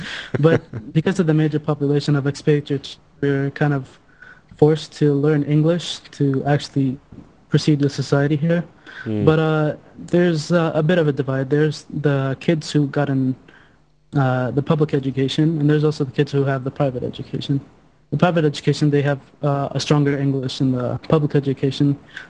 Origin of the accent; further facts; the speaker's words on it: New York City, New York, United States; I grew up in Manhattan. I went to kindergarten in the United Nations school.